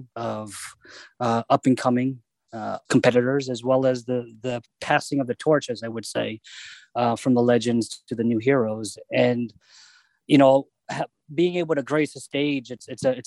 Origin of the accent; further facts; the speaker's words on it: Annapolis, Maryland, United States; I'm born and raised in Annapolis, Maryland.